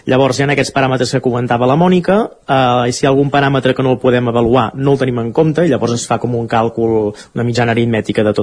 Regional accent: Catalonia, Spain; Estem jugant a fer veure que som espanyols quan som catalans, no?

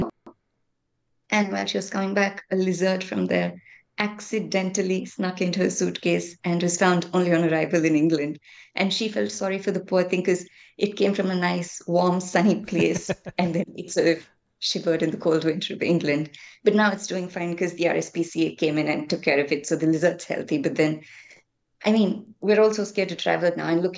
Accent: Chennai, Tamil Nadu, India; I'm from Chennai

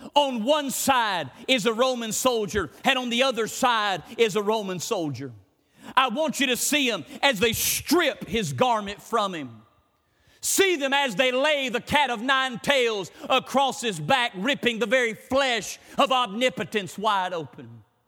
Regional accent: United States; I'm an American

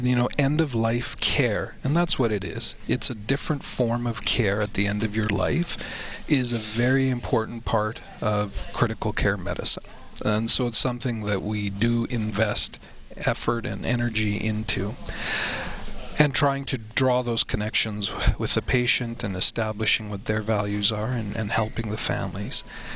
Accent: Canada; One of the defining features of being a Canadian is our universal access healthcare system.

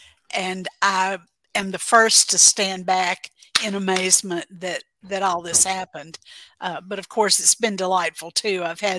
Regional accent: Mississippi, United States; now in Texas, United States; I'm originally from Mississippi. I grew up in the Mississippi Delta, and I've never lived anywhere but the South.

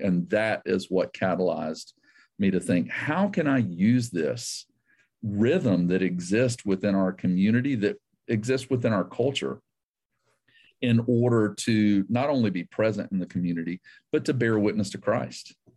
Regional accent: the South, United States; also born or lived in South Asia / Georgia; I grew up in the South.

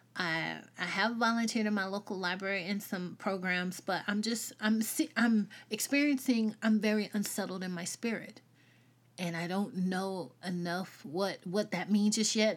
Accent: the South, United States; accent: Southern; I'm Southern. But, um, I grew up in the South.

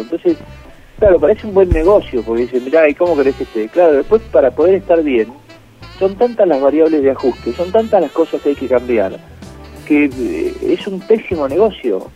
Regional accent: Argentina; Y esos somos los argentinos

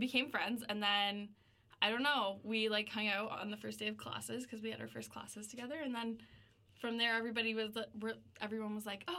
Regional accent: Newmarket, Ontario, Canada; moved away as an adult; now in Waterloo, Canada; I'm from Newmarket.

